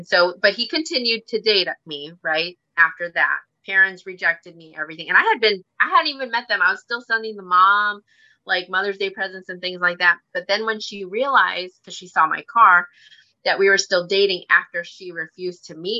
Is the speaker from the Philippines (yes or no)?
yes; Philippines; I told him, you know what? I am Filipino